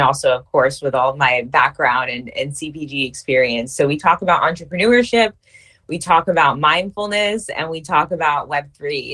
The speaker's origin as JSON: {"language": "English", "region": "New York", "country": "United States", "also_born_or_lived": "California", "moved": "as an adult", "lives_now": "Virginia, United States", "said": "I am originally from New York"}